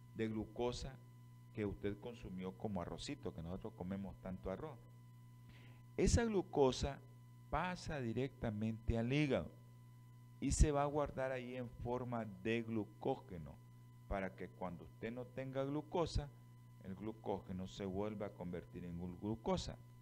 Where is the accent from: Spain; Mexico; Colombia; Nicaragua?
Nicaragua; así somos nosotros, los nicas.